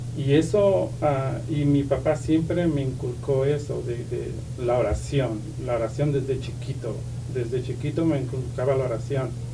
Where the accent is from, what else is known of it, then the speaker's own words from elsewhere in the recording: Santo Domingo Tehuantepec, Oaxaca, Mexico; moved away; Soy de ah, Oaxaca, México, un pueblo que se llama ah, Tehuantepec, el istmo de Tehuantepec, de Oaxaca.